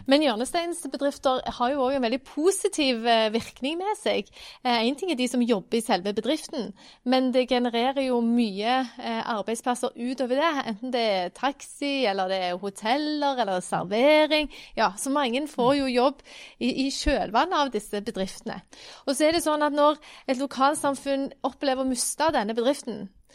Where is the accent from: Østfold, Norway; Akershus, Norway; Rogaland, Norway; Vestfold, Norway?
Rogaland, Norway; Randaberg; now in Stavanger, Norway; jeg er jo fra Randaberg, som, som du sier, jeg bor jo nå i Stavanger